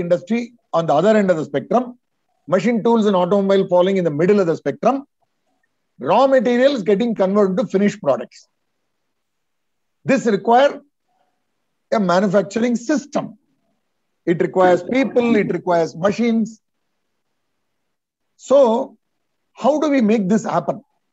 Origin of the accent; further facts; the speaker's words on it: Vellore, Tamil Nadu, India; Vellore, yeah, my hometown, you know. Vellore is where I was born.